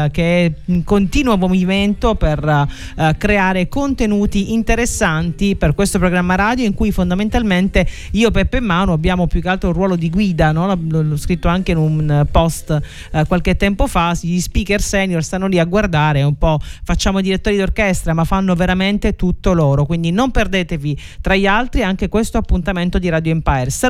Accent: Sicily, Italy; siamo siciliani

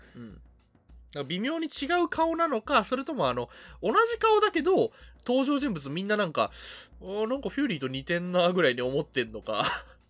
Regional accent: Kyoto, Japan; 私、だから京都出身

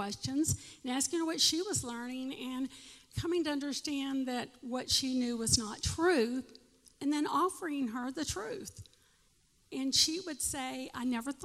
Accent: South Carolina, United States; I'm from South Carolina

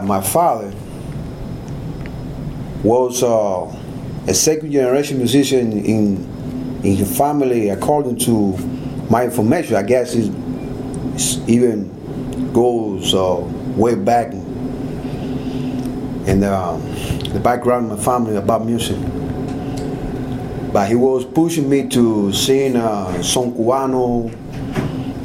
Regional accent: Havana, Cuba; English is a second language; moved away; I was one of the two singer in Havana, better said in Cuba

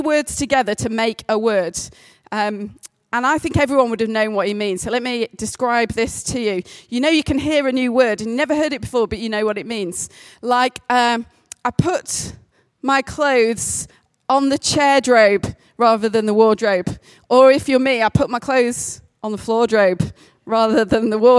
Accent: the Pennines, England, United Kingdom; 88% Northern English. I am basically from the Pennines for as long as my family have ever existed

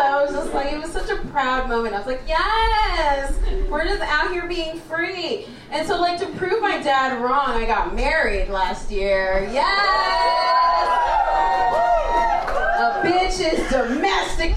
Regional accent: Canada; accent: white; also born or lived in Kenya; from Kenya, I don't sound like it, I know. I grew up in Canada. That's why I sound white.

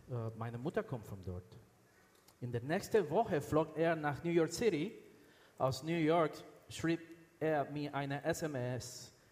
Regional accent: Venezuela; born there; also born or lived in United States; Ich, ich, habe, ich bin in Venezuela geboren. Ich habe dann, dann in den USA studiert und alle unsere Kinder sind dort geboren und sind Amerikaner. Wir haben in Miami gelebt, das war schön, heiß.

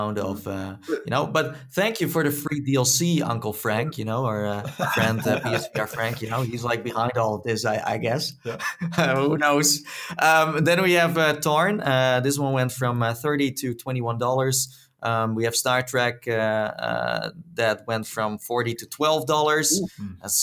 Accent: Netherlands; accent: Dutch; my Dutch accent

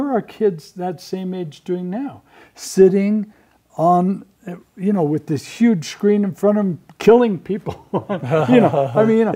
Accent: Southern California, United States; as a kid growing up in Southern California

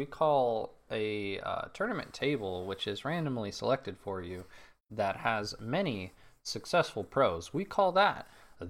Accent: Burlingame, California, United States; I'm forever fucked when it comes to my hometown. It's Burlingame, California.

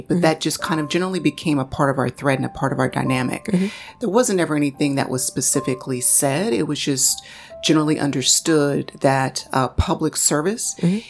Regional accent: United States; Of course, I'm African American in a country that is skewed largely towards white males.

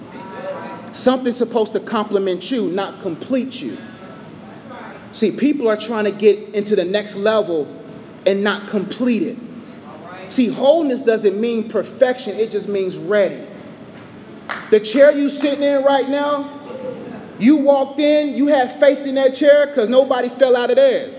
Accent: Nigeria; I'm Nigerian.

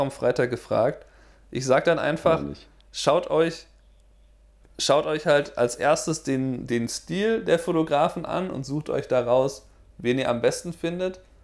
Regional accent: Germany; now in United States; bin ich als Deutscher in den USA

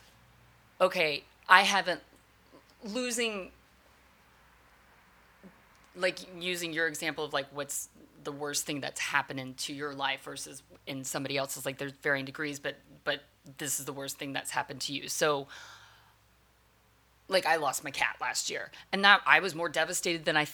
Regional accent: the South, United States; growing up in the South, where the racism really is based on the color of your skin

